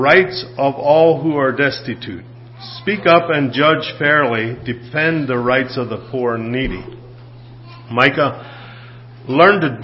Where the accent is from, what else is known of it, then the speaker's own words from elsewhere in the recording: United States; being born in the United States